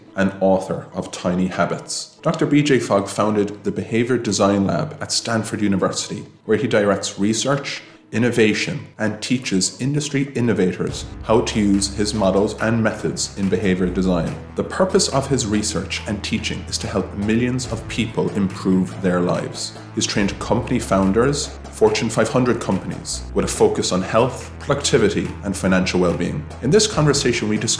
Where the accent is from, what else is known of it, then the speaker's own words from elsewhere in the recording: Ireland; as Irish people